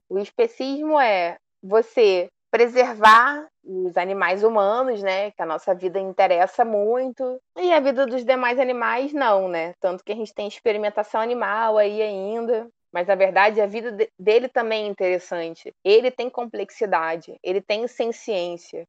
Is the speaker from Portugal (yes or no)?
no; Volta Redonda, Rio de Janeiro, Brazil; Eu fui criada em Volta Redonda, interior do estado do Rio.